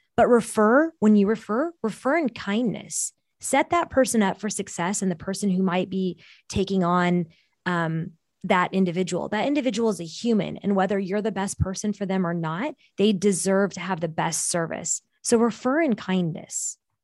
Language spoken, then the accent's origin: English; Bay Area, Silicon Valley, California, United States; first language Portuguese; English is a second language; grew up in the Bay Area in the Silicon Valley